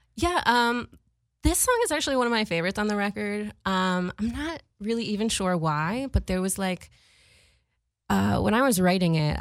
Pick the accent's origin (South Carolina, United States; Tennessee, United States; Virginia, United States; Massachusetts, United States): Massachusetts, United States; Boston; I was growing up in Boston